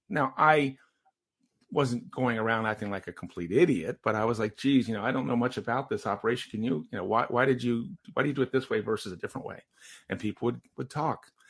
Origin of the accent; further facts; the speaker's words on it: Maryland, United States; I'm the youngest of five, and I grew up in Maryland